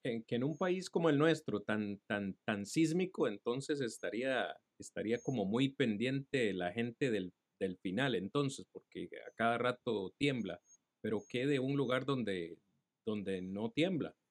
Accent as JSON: {"language": "Spanish", "country": "Costa Rica", "said": "soy tico"}